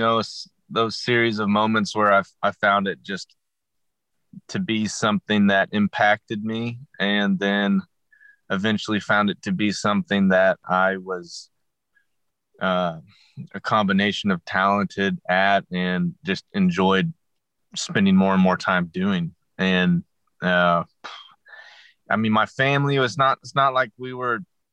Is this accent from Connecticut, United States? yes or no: no; Tulsa, Oklahoma, United States; also born or lived in Waco, Texas / Los Angeles; I was born and raised in Tulsa, Oklahoma